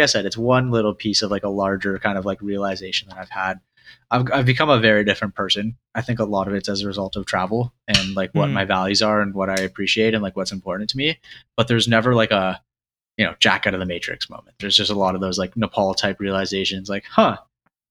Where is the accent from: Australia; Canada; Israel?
Canada; I grew up in Canada